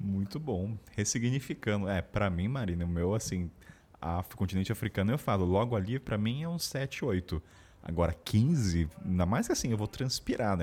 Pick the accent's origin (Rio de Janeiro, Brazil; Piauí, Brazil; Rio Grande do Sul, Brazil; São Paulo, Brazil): São Paulo, Brazil; Taubaté; sou de Taubaté